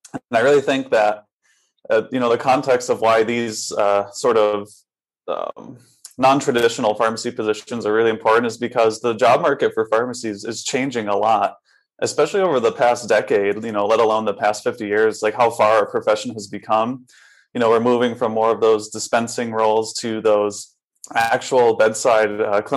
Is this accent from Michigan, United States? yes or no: no; Connecticut, United States; moved away as an adult; also born or lived in Boston / Houston, Texas / Tucson, Arizona; now in Rochester, United States; Originally, I'm from Connecticut